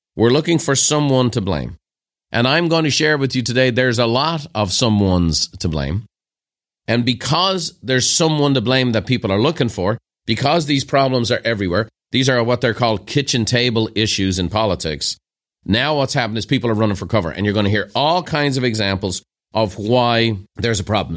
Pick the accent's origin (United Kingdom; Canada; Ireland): Ireland; moved away as an adult; now in United States; as an Irishman who became an American